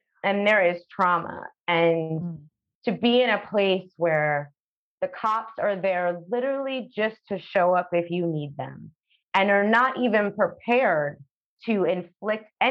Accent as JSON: {"language": "English", "town": "New York City", "region": "New York", "country": "United States", "tie": "born or raised there", "moved": "as an adult", "lives_now": "Curaçao", "said": "I was born there. I was born in Brooklyn. I've lived there my whole life."}